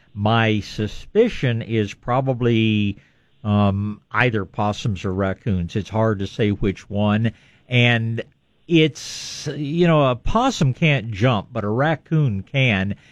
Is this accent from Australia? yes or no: no; East Texas, United States; I was born in East Texas